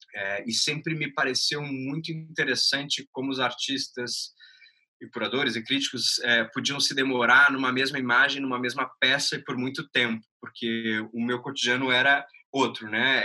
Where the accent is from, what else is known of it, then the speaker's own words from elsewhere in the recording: Porto Alegre, Rio Grande do Sul, Brazil; moved away as an adult; now in Rio de Janeiro, Brazil; sou gaúcho, nascido em Porto Alegre em 1990, moro já há quase seis anos no Rio de Janeiro